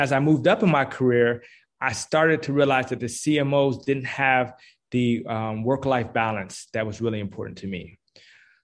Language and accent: English; Washington, District of Columbia, United States; now in Atlanta, United States; I'm originally actually from Washington, D.C.